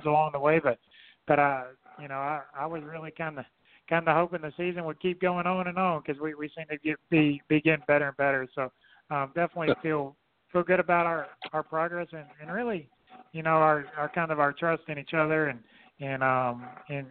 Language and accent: English; Fairhope, Alabama, United States; I was born in Fairhope, Alabama, and kind of lived right in between those two.